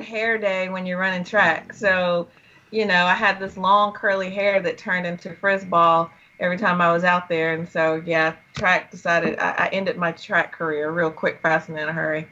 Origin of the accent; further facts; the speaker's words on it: Malden, South Carolina, United States; from Malden, South Carolina